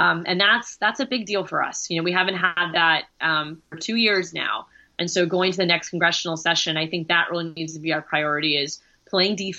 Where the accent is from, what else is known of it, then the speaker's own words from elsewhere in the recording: Orlando, Florida, United States; I grew up in Orlando